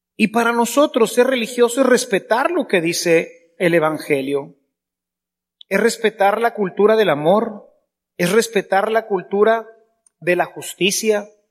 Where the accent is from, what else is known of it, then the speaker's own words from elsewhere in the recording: Mexico; Somos mexicanos